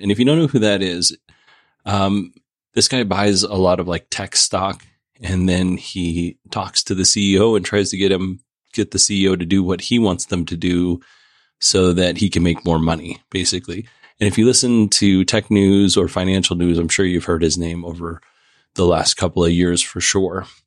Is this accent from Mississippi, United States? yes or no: no; Kenai Peninsula, Alaska, United States; moved away; I grew up on the Kenai Peninsula, which includes Nikiski, Soldotna, Kenai